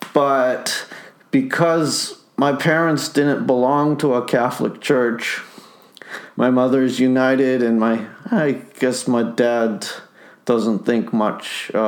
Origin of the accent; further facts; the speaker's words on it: Winnipeg, Manitoba, Canada; Oh, we moved to St. Boniface.